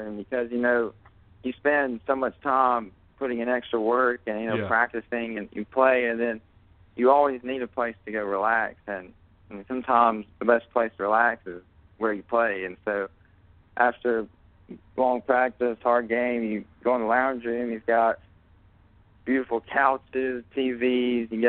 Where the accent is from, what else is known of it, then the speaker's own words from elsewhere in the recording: Coleman, United States; growing up in Coleman and playing at Coleman High School